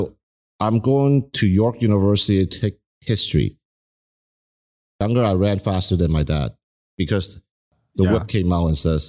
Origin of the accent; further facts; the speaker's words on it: Canada; Keep in mind, I grew up in Canada, you know, I came here at an early age and I grew up